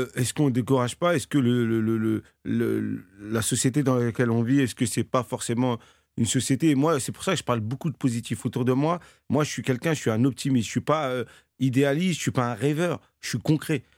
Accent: Cergy-Pontoise, Île-de-France, France; j'ai grandi à Cergy-Pontoise, euh, dans un quartier qui s'appelait la Croix-Petit

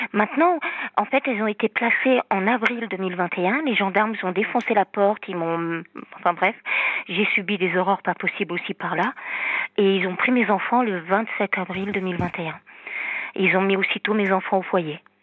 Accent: Normandy, France; now in south of France, France; Je suis normande et vivre dans le sud

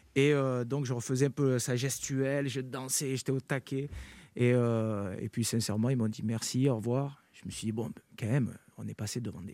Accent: Carpentras, Provence-Alpes-Côte d'Azur, France; moi, je, suis natif de Carpentras. J'ai grandi à Carpentras, dans le Vaucluse.

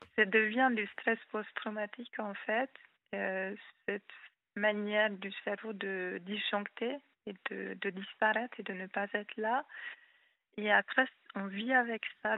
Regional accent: Hungary; first language Hungarian; French is a second language; moved away as an adult; also born or lived in Rhône-Alpes, France; now in France; je suis hongroise

